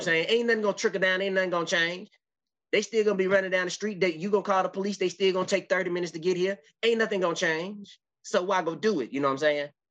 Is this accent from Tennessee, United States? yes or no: yes; Memphis, Tennessee, United States; I'm from Memphis